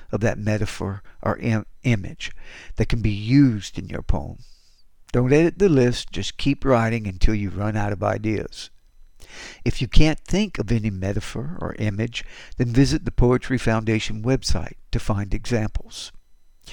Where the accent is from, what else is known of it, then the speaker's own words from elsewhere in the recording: Houston, Texas, United States; I'm a poet from Houston, Texas